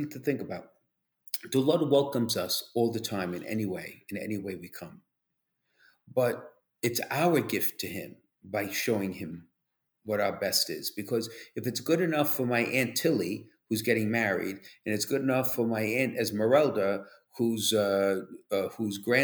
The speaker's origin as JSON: {"language": "English", "town": "New York City", "region": "New York", "country": "United States", "moved": "yes", "said": "Being a New Yorker, former New Yorker"}